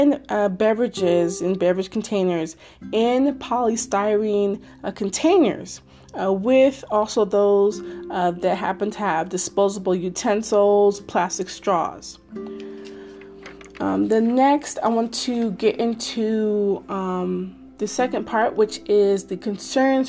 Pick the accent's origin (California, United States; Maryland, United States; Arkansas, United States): Maryland, United States; Maryland, my home state, and where I live